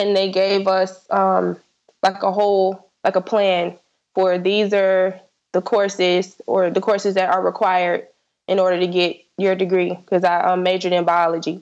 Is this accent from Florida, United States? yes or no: yes; South Florida, United States; I'm from South Florida, so I applied to only schools in Florida.